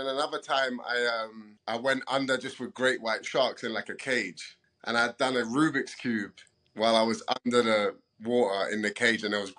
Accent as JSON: {"language": "English", "region": "London", "country": "United Kingdom", "tie": "born or raised there", "moved": "as an adult", "lives_now": "United States", "said": "Bro, so I'm only half Greek. My dad's Greek. My mom is Brazilian. But I'm born and bred in London, so I'm a bit of a mongrel mixed up. So I have cultures and bloodlines to the mix, you know. I'm a born and bred Londoner."}